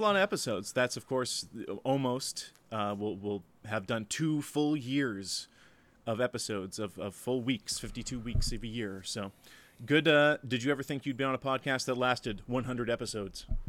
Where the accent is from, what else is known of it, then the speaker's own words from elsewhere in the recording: Canada; as a Canadian